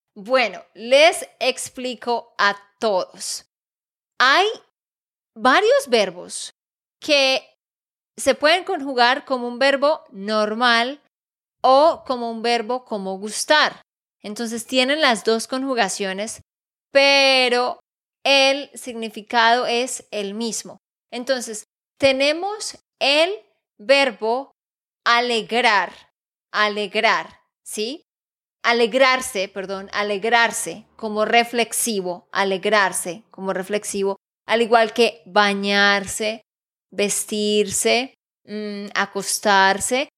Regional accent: Santander, Colombia; de Santander, Colombia

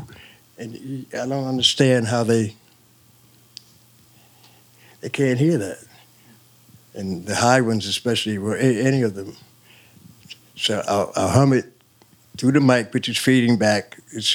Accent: Plainfield, New Jersey, United States; also born or lived in Long Branch, New Jersey; We moved to Plainfield

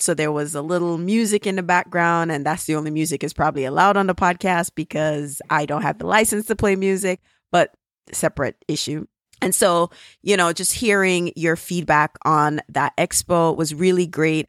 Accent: Jamaica; accent: Jamaican; my Jamaican accent

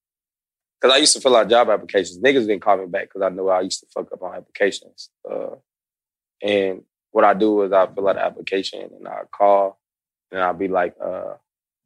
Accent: Kansas City, Missouri, United States; now in Atlanta, United States; I'm from Kansas City

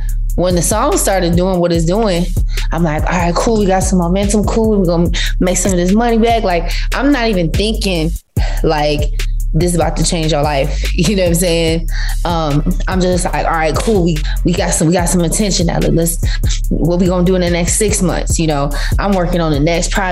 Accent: Vero Beach, Florida, United States; moved away; my little small hometown of Vero Beach, Florida

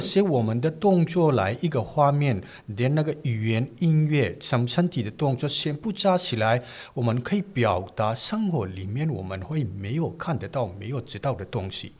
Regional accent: Manipur, India; first language Manipuri; Chinese is a second language; moved away as an adult; also born or lived in New Delhi, India; now in Taiwan; 所以印度我们会这种一个环境长大

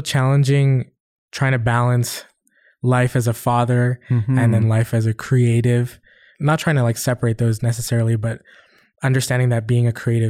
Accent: Philippines; now in Canada; I feel like there are a lot of stereotypes that come with being a Filipino.

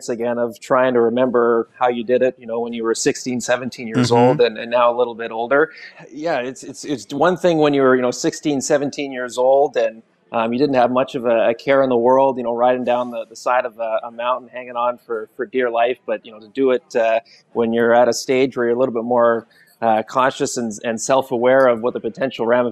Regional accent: Campbell River, British Columbia, Canada; part of the tradition for hockey season growing up in my hometown was going to watch the Storm

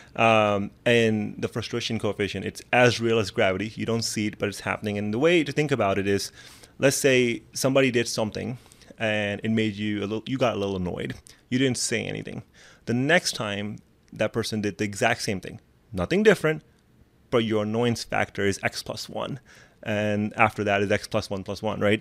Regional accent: Pakistan; moved away; I come from Pakistan

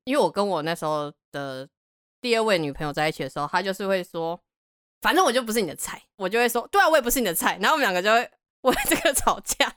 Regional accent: Taiwan; 然后我说台湾

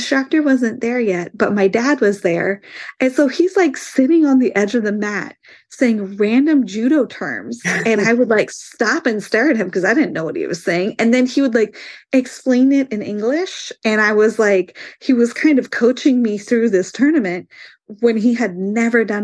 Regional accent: Indiana, United States; I'm from Indiana

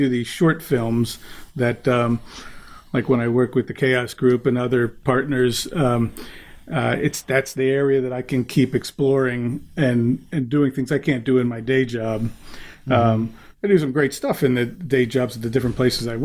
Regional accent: right outside Washington D.C., Maryland, United States; I grew up in the Washington D.C. in Maryland, right outside of D.C.

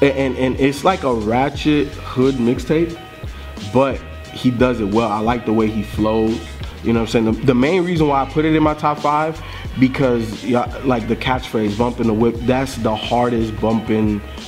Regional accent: Miami, Florida, United States; also born or lived in Little Haiti, Miami; these guys are from Carroll City. You know what I'm saying? Like, that's where I grew up in Miami, primarily. And like in Little Haiti, and like my high school was like the neighboring high school to Carroll City.

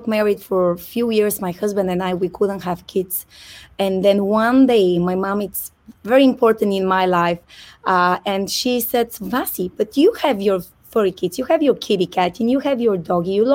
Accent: Bulgaria; moved away as an adult; now in United States; I'm originally from Bulgaria, Europe, and I came to US actually exactly 11 years ago

